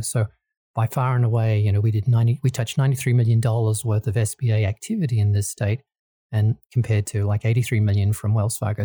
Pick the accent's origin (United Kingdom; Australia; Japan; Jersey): Australia; moved away as an adult; also born or lived in Kansas, United States; now in Colorado, United States; I originally born and bred in Australia and lived in there for, for most of my life